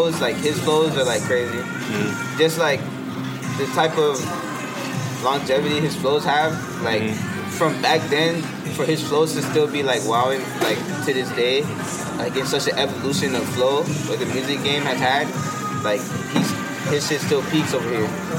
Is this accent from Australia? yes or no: no; New York, United States; I was born in New York